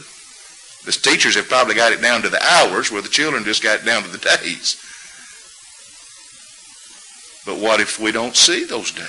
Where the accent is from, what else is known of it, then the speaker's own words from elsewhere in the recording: Huntsville, Alabama, United States; moved away; I grew up in Huntsville, Alabama